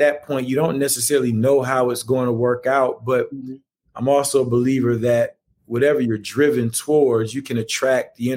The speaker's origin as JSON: {"language": "English", "town": "Atlanta", "region": "Georgia", "country": "United States", "tie": "born or raised there", "said": "Atlanta for me, growing up on the West Side, like you mentioned, going to Therrell High School, grew up right there between Campbellton Road and DeLow"}